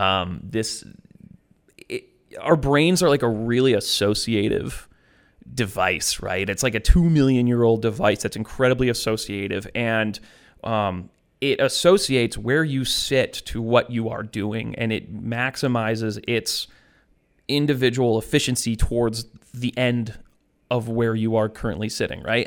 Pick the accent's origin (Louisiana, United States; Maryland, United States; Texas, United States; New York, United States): New York, United States; Western; I grew up in Western New York.